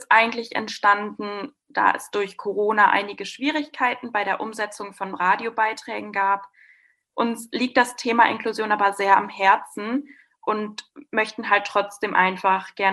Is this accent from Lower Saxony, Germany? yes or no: no; Westkirchen, North Rhine-Westphalia, Germany; now in Münster, Germany; Ich komme gebürtig auch nicht aus Münster, ich komme aus Westkirchen, was ein sehr kleines Dorf ist